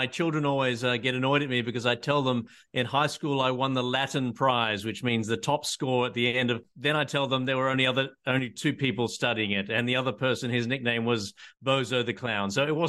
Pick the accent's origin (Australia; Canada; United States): Australia; I'm an Australian patent attorney